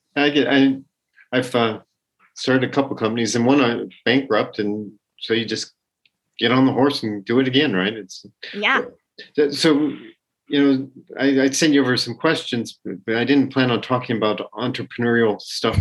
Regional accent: Colorado, United States; I grew up in Colorado

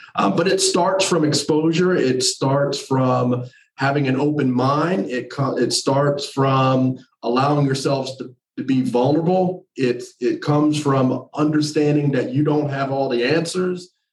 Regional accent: New Jersey, United States; moved away as an adult; also born or lived in North Carolina; I'm originally from New Jersey, but I did my undergrad and my grad work in North Carolina

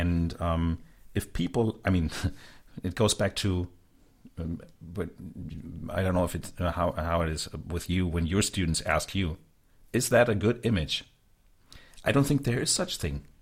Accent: Hanover, Lower Saxony, Germany; from my hometown

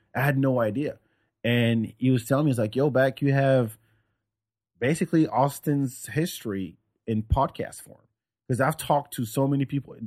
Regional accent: France; moved away as an adult; also born or lived in Senegal; now in United States; growing up in France

